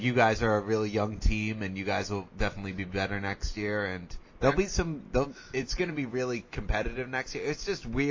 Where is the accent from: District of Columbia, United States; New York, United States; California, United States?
District of Columbia, United States; Washington; the Washington Mystics, which is my hometown team